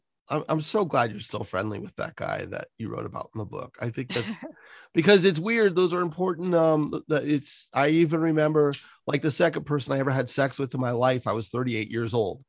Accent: San Francisco, California, United States; I just grew up on the peninsula in San Francisco. I grew up right by the airport where the dumpy old Giants stadium was

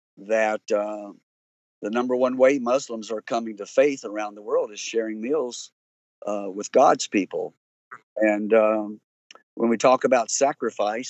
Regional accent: north central Kentucky, United States; I'm sort of north central.

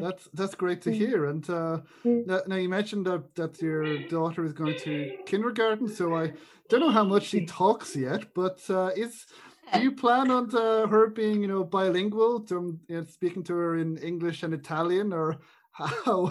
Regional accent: Ireland; an Irish person

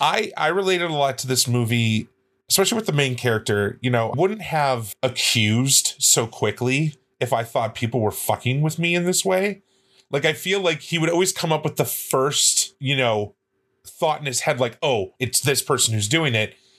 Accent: Midwest, United States; I grew up in the Midwest

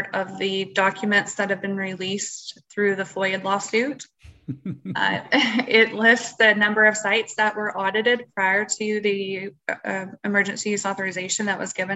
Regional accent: Texas, United States; I'm from Texas

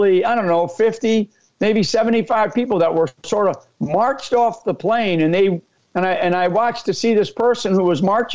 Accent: Northeast, United States; I'm an Irish Catholic. I grew up in a great family up in the Northeast

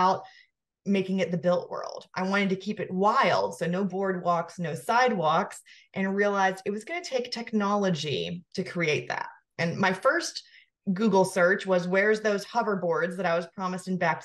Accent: the South, United States; moved away as an adult; also born or lived in Georgia; now in Asheville, United States; I'm from the South

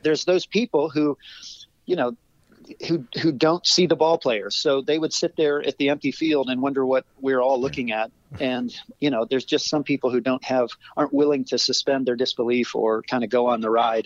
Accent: Ohio, United States; moved away as an adult; also born or lived in Cleveland, Ohio / Chicago; I grew up in Ohio mm-hmm. on a mm-hmm. farm

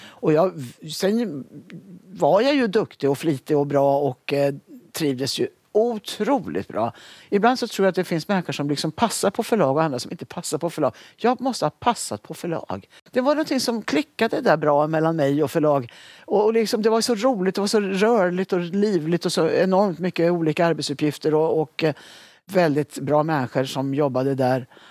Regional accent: Sundsvall, Västernorrland County, Sweden; moved away as an adult; now in Stockholm, Sweden; Jag hade flyttat ner till Stockholm från Sundsvall där jag hade, gått, eh, jag hade bott under uppväxten

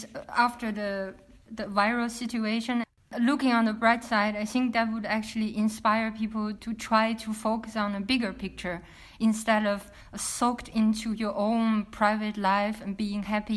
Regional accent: China; moved away as an adult; also born or lived in Rotterdam; after I left China in mid of 2000

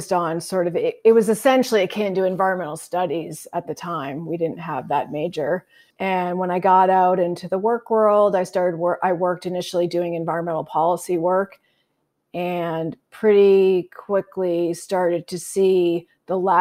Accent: Massachusetts, United States; moved away as an adult; now in Idaho, United States; I live in Idaho now, but I grew up in Massachusetts

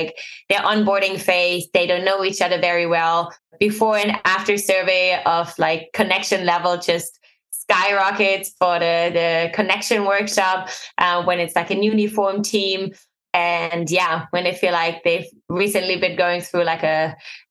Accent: Germany; I'm born and raised in Germany

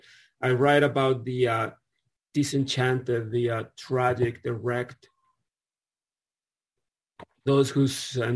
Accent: Mexico City, Mexico; I was born in Mexico City

